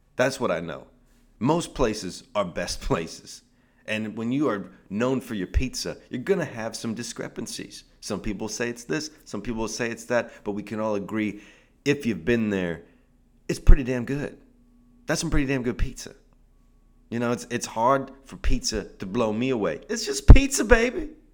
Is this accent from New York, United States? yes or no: no; Seattle, Washington, United States; now in Southern California, United States; I'm from Seattle. That's where I'm from